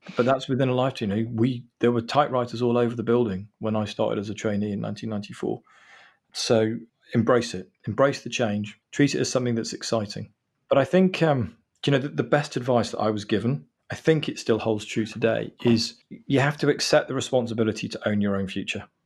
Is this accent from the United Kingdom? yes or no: yes; England, United Kingdom; I'm actually English